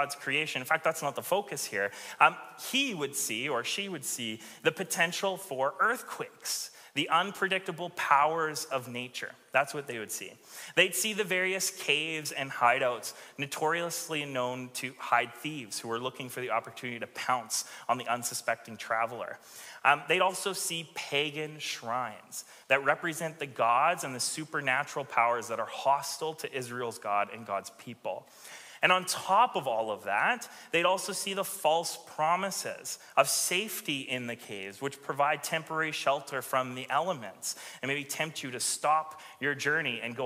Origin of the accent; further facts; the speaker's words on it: Alberta, Canada; now in Victoria, Canada; I grew up in Alberta, and so looking at the mountains was a thing